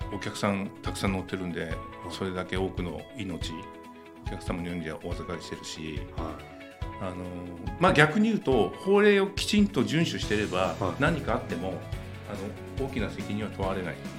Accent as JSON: {"language": "Japanese", "town": "Katsushika", "region": "Tokyo", "country": "Japan", "tie": "born or raised there", "said": "生まれが葛飾なんですよ"}